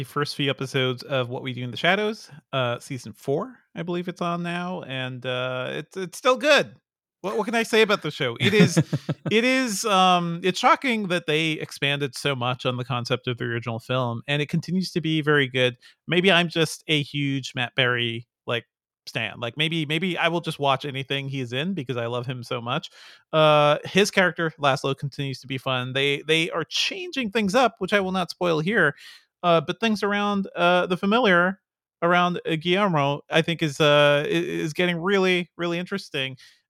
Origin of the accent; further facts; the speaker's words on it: Guyana; born there; I was born in Guyana.